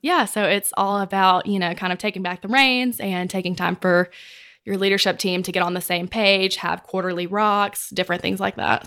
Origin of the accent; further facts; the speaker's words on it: Mississippi, United States; moved away as an adult; now in Texas, United States; I'm from Mississippi, where our company's in Mississippi, and I'm a Texan by eleven months